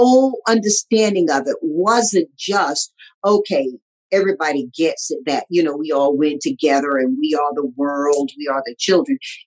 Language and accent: English; Tarboro, North Carolina, United States; also born or lived in Southern California; now in Los Angeles, United States; This nappy-headed little colored girl growing up in Tarboro, North Carolina